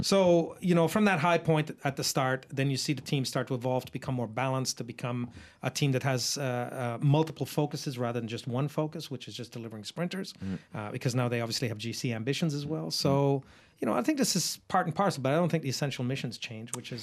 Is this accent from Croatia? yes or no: no; Australia; I'm not speaking just as an Australian